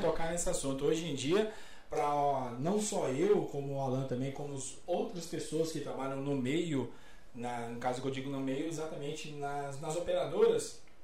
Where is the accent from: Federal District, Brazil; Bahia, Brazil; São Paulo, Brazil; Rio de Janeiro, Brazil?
Federal District, Brazil; Brasília; Sou de Brasília, lá era Brasil Telecom.